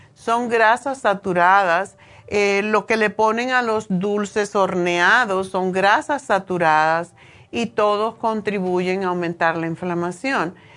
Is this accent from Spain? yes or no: no; Cuba; now in United States; yo nací en Cuba